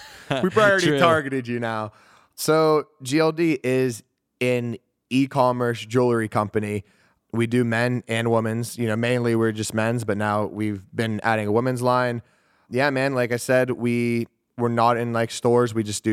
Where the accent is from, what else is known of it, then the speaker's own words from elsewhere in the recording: Pittsburgh, Pennsylvania, United States; So I grew up in Pittsburgh, Pennsylvania. I was born and raised there.